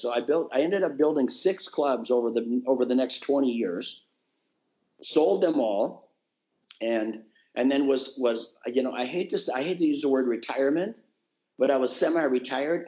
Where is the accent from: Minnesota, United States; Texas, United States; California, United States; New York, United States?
Minnesota, United States; born or raised there